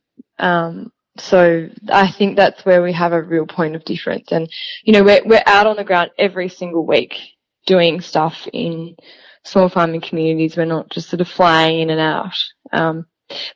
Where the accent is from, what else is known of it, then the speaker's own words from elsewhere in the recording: northern Tasmania, Australia; as a young girl, I grew up on a farm in northern Tassie